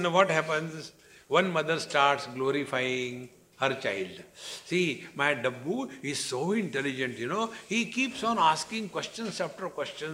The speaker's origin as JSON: {"language": "English", "country": "India", "said": "In relation to the citizenship, I am Indian"}